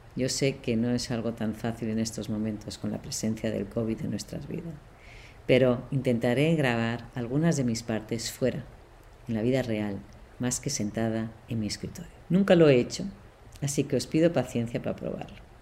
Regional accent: Barcelona, Catalonia, Spain; moved away as an adult; now in Boston, United States; Soy de Barcelona, de padre alemán y madre suiza

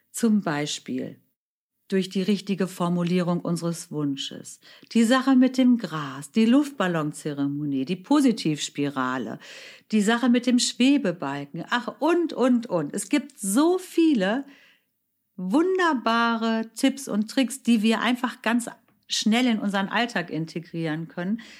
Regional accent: Germany; meine Mutter ist Deutsche, mein Vater stammte aus Indien. Ich bin in Deutschland geboren, aufgewachsen, lebe hier

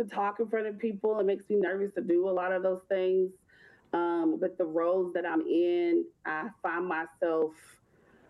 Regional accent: Louisville, Kentucky, United States; also born or lived in Bowling Green, Kentucky; I am from Louisville, Kentucky.

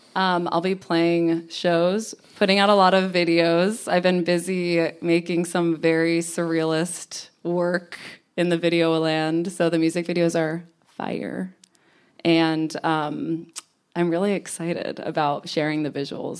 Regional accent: New York, United States; moved away as an adult; also born or lived in Connecticut; now in Los Angeles, United States; I was born in Connecticut, lived in New York for a long time, and I like to consider myself a New Yorker.

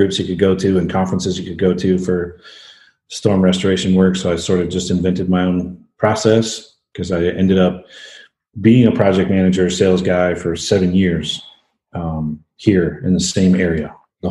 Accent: Tulsa, Oklahoma, United States; I'm originally from Tulsa, Oklahoma. Grew up a single mom scenario, pretty rough

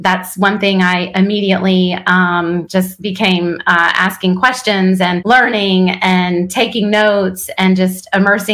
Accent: Wilkes-Barre, Pennsylvania, United States; now in North Carolina, United States; I was born in Wilkes-Barre, Pennsylvania.

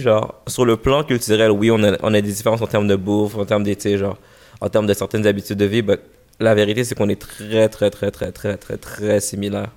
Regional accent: Montreal, Quebec, Canada; born or raised there

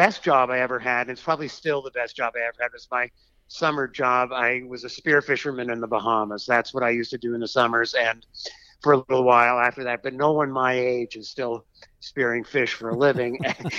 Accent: Boston, Massachusetts, United States; also born or lived in Canada; So I lived during my early school years in Canada. I was born in Boston, too. And then I went to college in Massachusetts, and, you know, eventually I live, you know, still live in Massachusetts

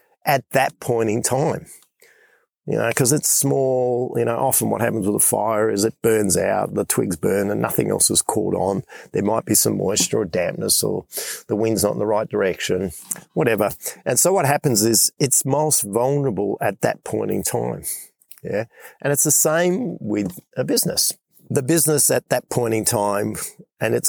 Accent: Western Australia, Australia; I'm in Western Australia, back in my home state, making my way back to Perth.

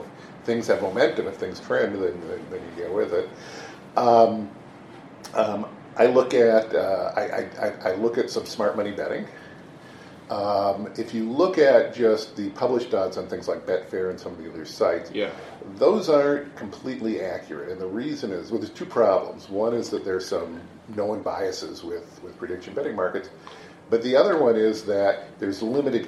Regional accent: Seattle, Washington, United States; I was born and raised in Seattle.

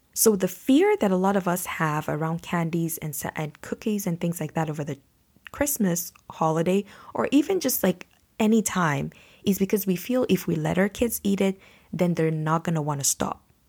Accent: Nigeria; now in Canada; I'm from Nigeria where we build houses with concrete

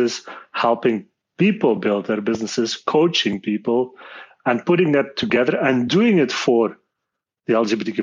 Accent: Belgium; I'm born and raised in Belgium

